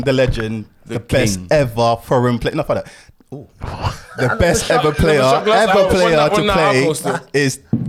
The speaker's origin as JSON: {"language": "English", "country": "Ghana", "said": "and I'm from Ghana as well"}